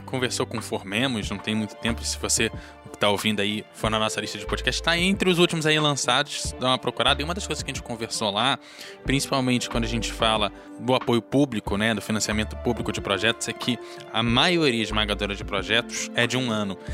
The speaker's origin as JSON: {"language": "Portuguese", "region": "Rio de Janeiro", "country": "Brazil", "moved": "yes", "said": "a gente vem do Rio de Janeiro"}